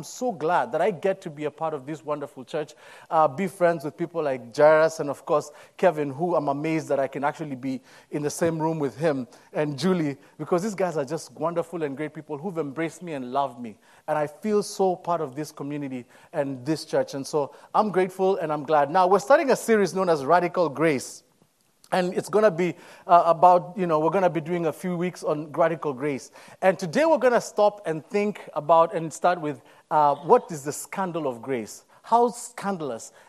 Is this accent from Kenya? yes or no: yes; Nairobi, Kenya; moved away as an adult; I'm born and raised in Nairobi, Kenya. Came into this country as an international student a few years ago